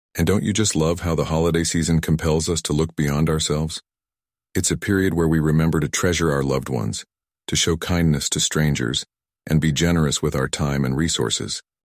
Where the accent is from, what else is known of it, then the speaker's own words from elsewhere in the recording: South Korea; my home country, South Korea